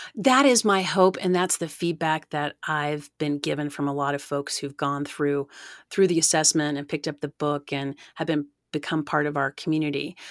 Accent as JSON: {"language": "English", "town": "Oak Ridge", "region": "Tennessee", "country": "United States", "tie": "born or raised there", "said": "I grew up in East Tennessee, really close to the Great Smoky Mountains National Park"}